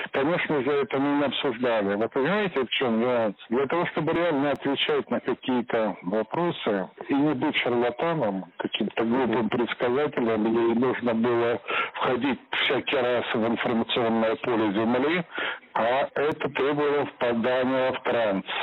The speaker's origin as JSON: {"language": "Russian", "town": "Kursk", "region": "Kursk Oblast", "country": "Russia", "tie": "born or raised there", "said": "Я рассказал о том, что я родом из Курска."}